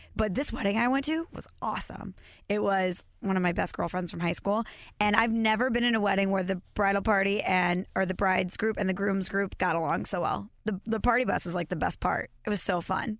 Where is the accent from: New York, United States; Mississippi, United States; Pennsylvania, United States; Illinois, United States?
Illinois, United States; Belleville; my hometown, Belleville, Illinois